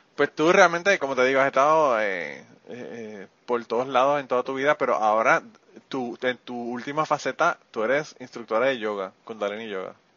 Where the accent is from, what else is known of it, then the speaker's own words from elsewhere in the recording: Puerto Rico; en Puerto Rico cuando yo era joven, que eso fue hace muchos años atrás, eh, la, la, carretera que había para llegar a mi pueblo desde San Juan